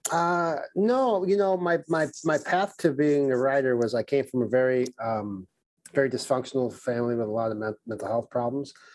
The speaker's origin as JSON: {"language": "English", "town": "New York City", "region": "New York", "country": "United States", "tie": "born or raised there", "said": "I grew up in Brooklyn"}